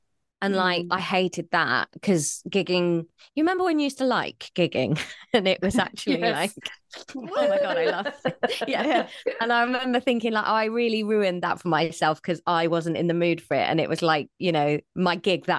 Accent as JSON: {"language": "English", "region": "South West England", "country": "United Kingdom", "tie": "born or raised there"}